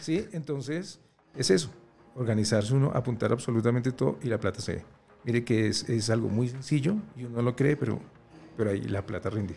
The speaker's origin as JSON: {"language": "Spanish", "country": "Colombia", "said": "Somos colombianos"}